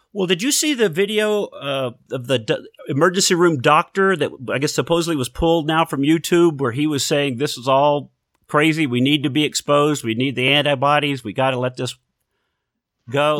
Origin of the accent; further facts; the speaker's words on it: Houston, Texas, United States; down around Houston, yeah, Texas